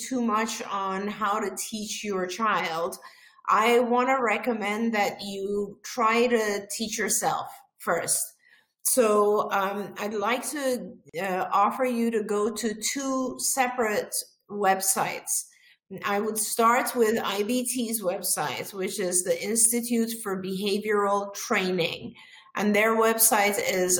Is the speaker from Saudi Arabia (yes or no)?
no; Iran; moved away; I'm originally from Iran.